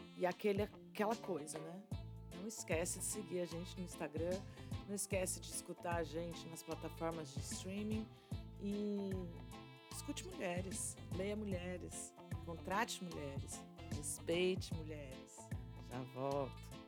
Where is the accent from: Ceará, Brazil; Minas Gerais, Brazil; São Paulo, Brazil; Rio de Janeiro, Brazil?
São Paulo, Brazil; São Carlos; moved away as an adult; also born or lived in Londrina, Paraná; São Carlos, no interior de São Paulo, minha terra natal